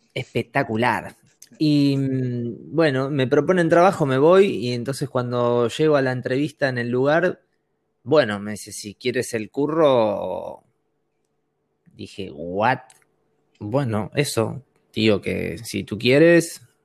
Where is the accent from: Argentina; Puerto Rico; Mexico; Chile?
Argentina; moved away; also born or lived in Madrid / Barcelona; yo vengo de Argentina